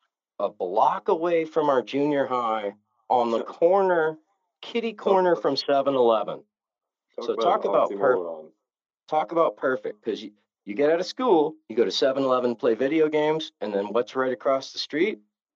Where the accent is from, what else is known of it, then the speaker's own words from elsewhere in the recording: Novato, California, United States; So I was a 14-year-old kid in a suburban town. You know, there was, when I was born in Novato, California, there was 15,000 people.